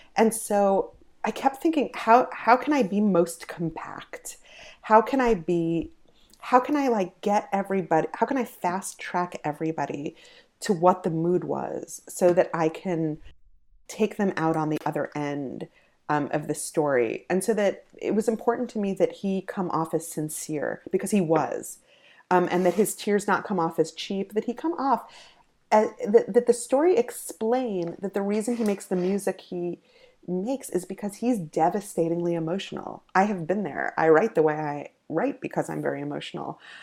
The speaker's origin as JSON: {"language": "English", "region": "New York", "country": "United States", "tie": "born or raised there", "said": "I grew up in New York, um, but I grew up in a very religious family"}